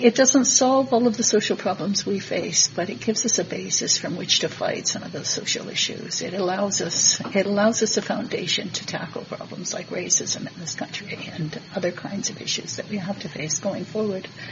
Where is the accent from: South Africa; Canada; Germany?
Canada; Manitoba; My province, I'm from Manitoba